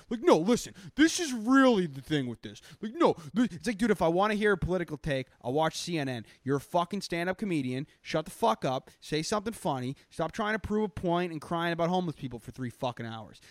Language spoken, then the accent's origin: English; Boston, Massachusetts, United States; accent: Boston